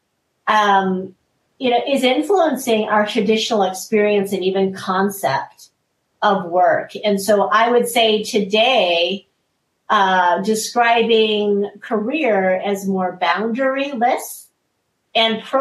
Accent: United States; I am Korean American

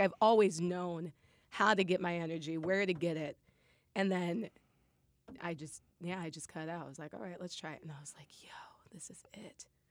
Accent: Lincoln, Nebraska, United States; moved away as an adult; Nebraska, yeah, from Lincoln. That's where I'm from. Born and raised, went to college, everything there.

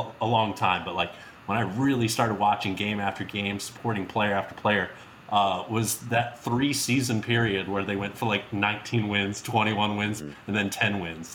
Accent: Philadelphia, Pennsylvania, United States; I was born in Philly.

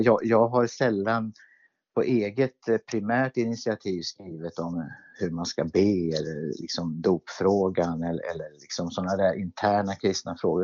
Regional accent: Örebro, Örebro County, Sweden; jag växte upp i Pingstkyrkan i Örebro

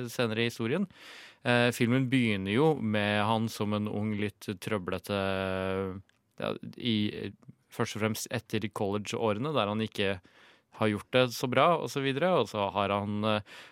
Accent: Ringebu, Innlandet, Norway; jeg er jo fra Ringebu i Gudbrandsdalen

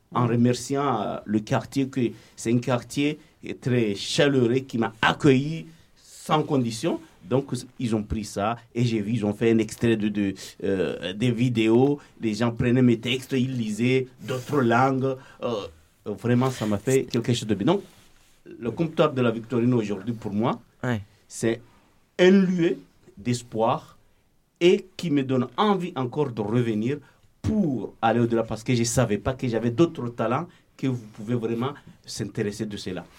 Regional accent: Comoros; moved away as an adult; now in Marseille, France; depuis que j'ai quitté les Comores.

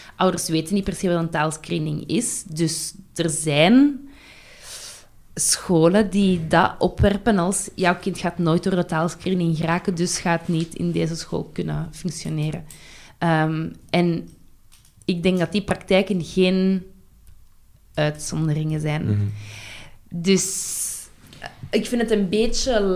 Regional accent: Brussels, Brussels-Capital Region, Belgium; ik kom van Brussel, hè, dus mijn, mijn kader is Brussel

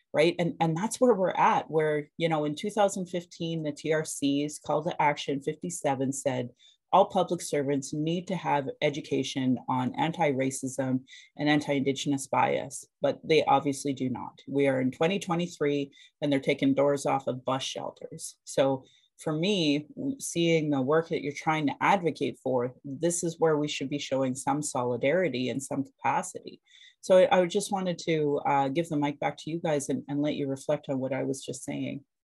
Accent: Calgary, Alberta, Canada; I was born in Calgary or in Blackfoot Mokinstis

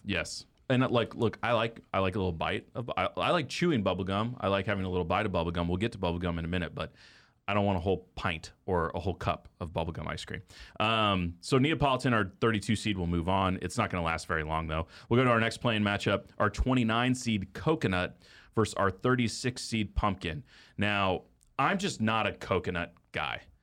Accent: Texas, United States; now in Kansas City, United States; we grew up in Texas, bluebell country.

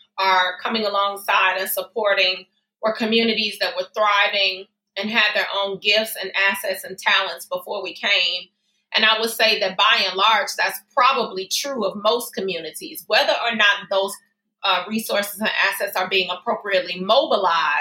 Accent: Chicago, Illinois, United States; also born or lived in Berwyn, Illinois; I was born and raised in the Austin community.

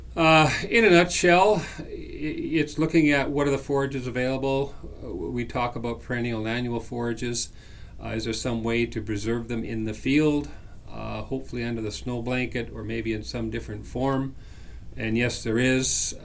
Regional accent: British Columbia, Canada; moved away as an adult; now in Saskatchewan, Canada; I'm born and raised in British Columbia

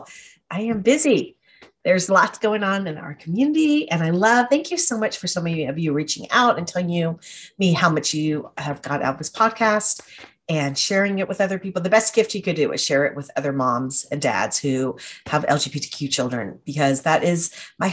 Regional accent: Atlanta, Georgia, United States; moved away; I grew up in Atlanta and we moved back after we both graduated

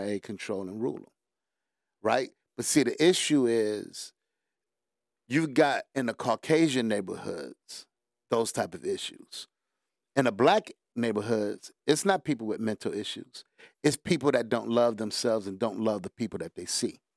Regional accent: Detroit, Michigan, United States; Born and raised in Detroit

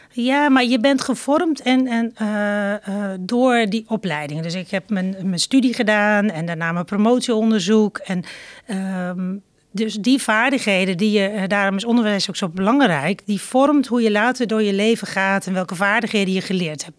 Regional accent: Zelhem, Gelderland, Netherlands; also born or lived in Doetinchem; geboren in Doetinchem en getogen in Zelhem

